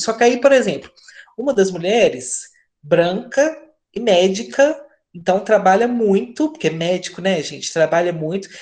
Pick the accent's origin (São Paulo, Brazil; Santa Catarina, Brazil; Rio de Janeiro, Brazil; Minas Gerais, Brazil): Minas Gerais, Brazil; sou de Minas